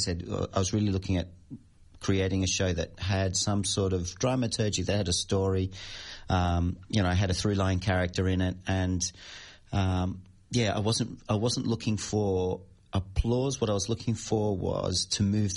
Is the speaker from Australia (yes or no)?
yes; Australia; moved away as an adult; also born or lived in Madrid, Spain; I'm kind of like a plastic Australian at the moment. I'm going, yeah, I'm Australian. Am I 20 years out of the country's